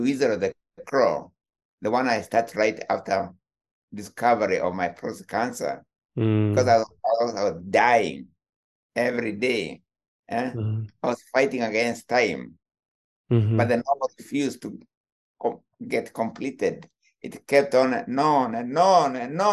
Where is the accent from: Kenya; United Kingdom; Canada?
Kenya; I come from Kenya and we like what we call nyamachoma